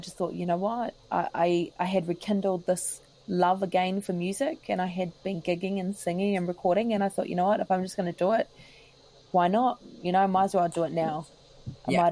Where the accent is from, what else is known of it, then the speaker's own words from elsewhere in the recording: New Zealand; being polite as a Kiwi